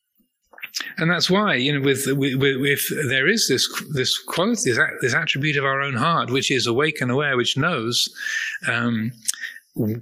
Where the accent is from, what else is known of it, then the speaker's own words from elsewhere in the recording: United Kingdom; I'm a man, or I'm British, or I am 63 years old, or I'm a Buddhist monk